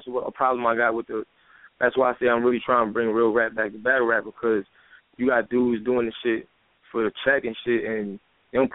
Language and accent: English; New York City, New York, United States; I'm born and raised in Brooklyn. You know what I'm saying? I'm from Brooklyn, New York. Bed-Stuy, Brownsville